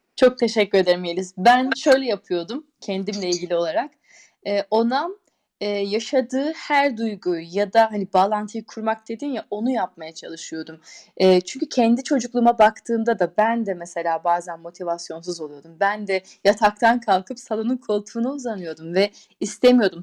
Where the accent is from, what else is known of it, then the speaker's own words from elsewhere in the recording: Turkey; moved away as an adult; now in Switzerland; Biz Türküz